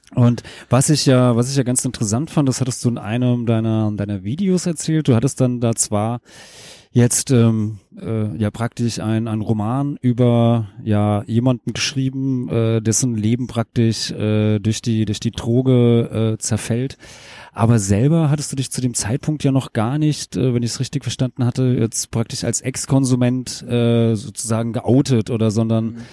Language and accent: German; Rheingau, Hesse, Germany; ich komme äh, aus dem Rheingau in Hessen